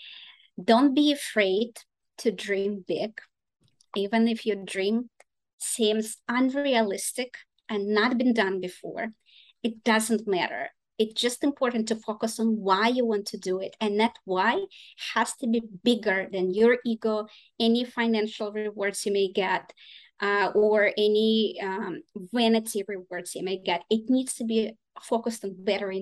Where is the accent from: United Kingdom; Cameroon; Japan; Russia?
Russia; English is a second language; also born or lived in Boston / Ukraine; now in United States; I'm originally from Russia, but my family is partly from Ukraine